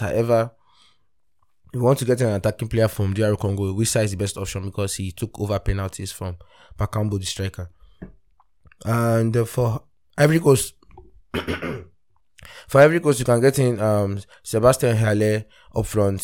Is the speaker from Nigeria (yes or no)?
yes; Nigeria; speaking as a Nigerian